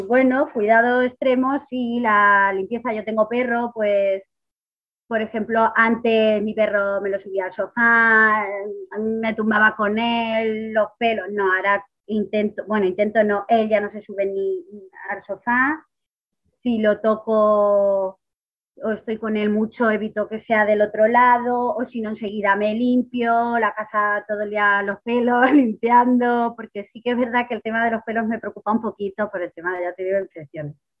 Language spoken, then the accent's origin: Spanish; Ciudad Real, Castilla-La Mancha, Spain; soy de Ciudad Real